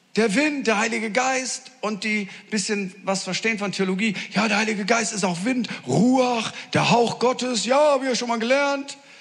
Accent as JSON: {"language": "German", "region": "Northern Germany", "country": "Germany", "said": "ich komme aus Norddeutschland"}